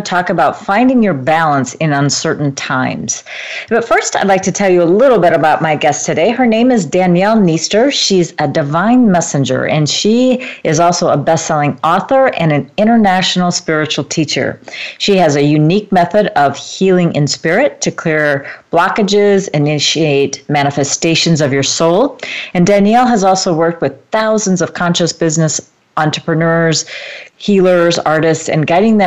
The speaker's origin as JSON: {"language": "English", "country": "United States", "tie": "born or raised there", "said": "I'm from Eastern European descent as well, but I was born in America"}